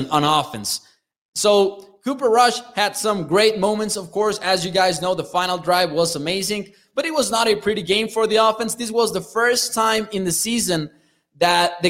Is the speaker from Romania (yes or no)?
no; Chihuahua, Mexico; I'm from Chihuahua